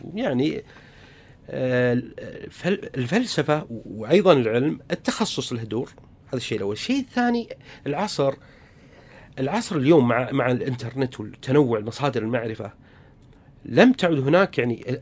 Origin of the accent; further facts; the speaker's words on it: Saudi Arabia; عندنا في السعودية